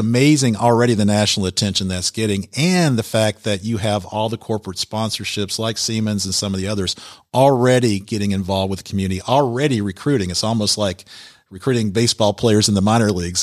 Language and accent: English; Alpharetta, Georgia, United States; moved away as an adult; I grew up in Alpharetta, so it was like Mayberry